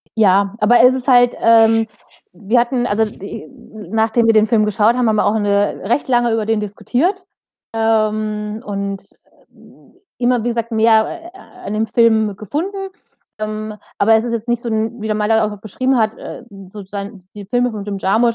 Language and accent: German; Germany; bei uns in Deutschland